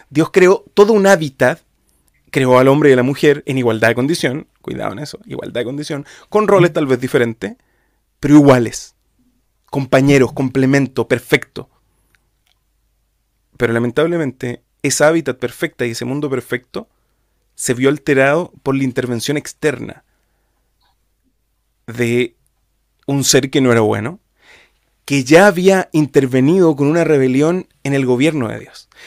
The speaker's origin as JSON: {"language": "Spanish", "country": "Chile", "said": "de otro país, soy, soy chileno."}